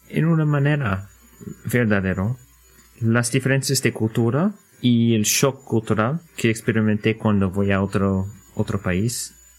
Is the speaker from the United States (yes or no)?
yes; United States; Spanish is a second language; como americanos en nuestra cultura